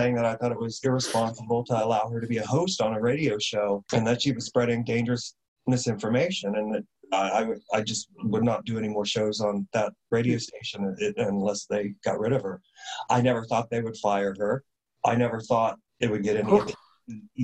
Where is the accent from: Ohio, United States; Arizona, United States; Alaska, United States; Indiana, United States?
Indiana, United States; now in San Francisco, United States; I had a film festival in my hometown, home state of Indiana